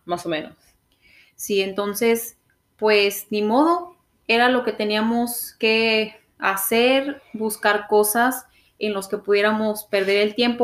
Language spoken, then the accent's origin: Spanish; Mexico; moved away as an adult; also born or lived in Vancouver, Canada; now in Calgary, Canada; nosotras como mexicanas